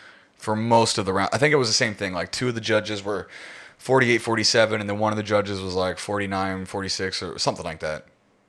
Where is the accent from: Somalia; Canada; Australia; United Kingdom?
United Kingdom; Like, as a Brit, I'm just, you know what I mean?